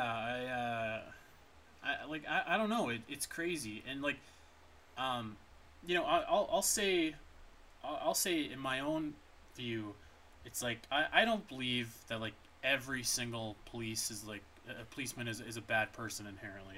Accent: Canada; as a Canadian

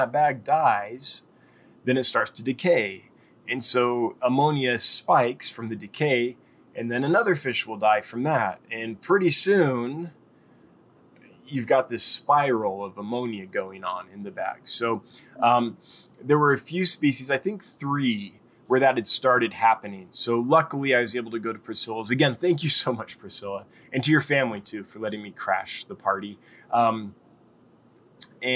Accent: Los Angeles, California, United States; moved away as an adult; now in Wyoming, United States; I'm from Los Angeles

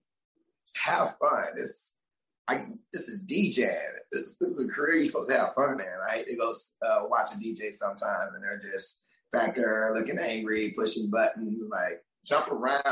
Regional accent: Georgia, United States; moved away as an adult; also born or lived in San Diego; now in Key West, United States; I'm from Georgia

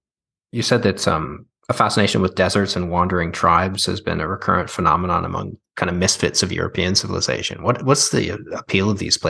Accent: Canada; born or raised there

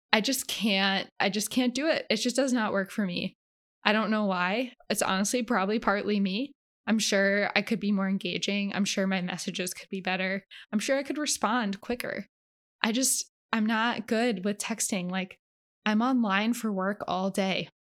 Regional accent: Canada; now in Los Angeles, United States; I'm a Canadian

